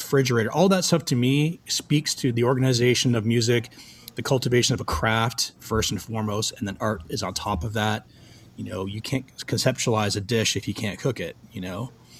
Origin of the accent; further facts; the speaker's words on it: Toronto, Ontario, Canada; moved away as an adult; now in Los Angeles, United States; It's Toronto, man. That's my hometown. That's where I, started my career. And all my family's there.